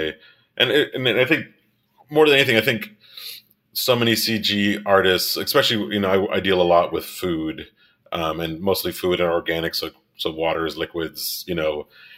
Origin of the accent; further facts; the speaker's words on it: Miami, Florida, United States; moved away as an adult; also born or lived in Rochester; I grew up in Miami and I'm Cuban